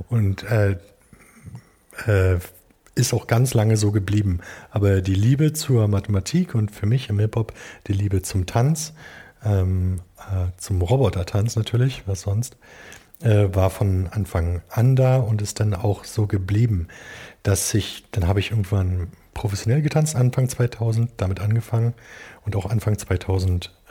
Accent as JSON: {"language": "German", "region": "Berlin", "country": "Germany", "said": "Äh, und ich komme hier aus dem, aus dem Norden von Berlin, äh, Ostdeutschland."}